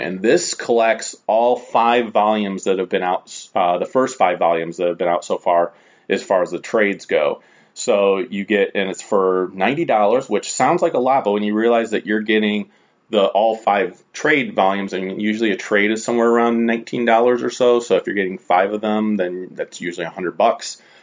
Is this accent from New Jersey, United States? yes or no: no; Strongsville, Ohio, United States; here in Strongsville, which is my hometown